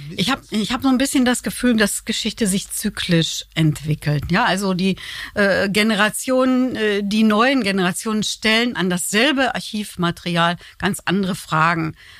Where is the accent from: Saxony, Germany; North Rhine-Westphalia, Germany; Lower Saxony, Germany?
North Rhine-Westphalia, Germany; now in Cologne, Germany; ich bin Westfälin